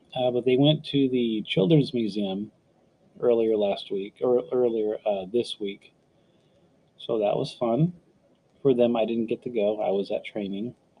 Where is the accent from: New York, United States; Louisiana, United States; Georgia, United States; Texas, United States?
Texas, United States; San Antonio; I was born in San Antonio, uh, Texas